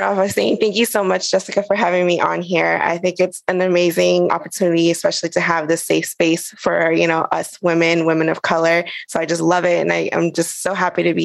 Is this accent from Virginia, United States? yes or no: yes; Fairfax, Virginia, United States; moved away as an adult; also born or lived in Cochabamba, Bolivia / New Mexico; now in San Juan, Puerto Rico; all my life, I grew up in Fairfax, Virginia